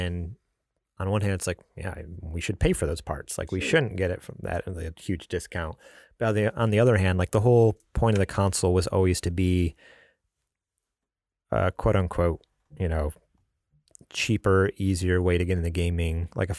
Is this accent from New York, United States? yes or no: yes; New York, United States; moved away; also born or lived in California; I'm from New York, you know, the Big Apple.